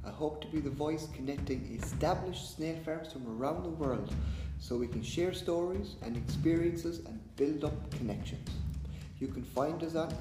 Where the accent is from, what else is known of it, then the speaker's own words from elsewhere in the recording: Ireland; I'm from Ireland, farming snails was something I never heard